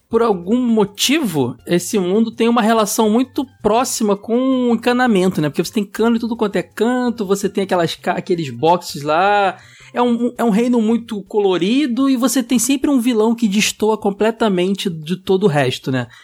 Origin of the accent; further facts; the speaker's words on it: Rio de Janeiro, Brazil; also born or lived in Praça Seca, Rio de Janeiro; sou de Bangu